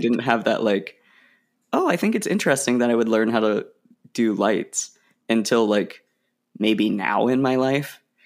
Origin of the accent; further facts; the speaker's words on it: Oregon, United States; moved away as an adult; also born or lived in Illinois; I'm from Oregon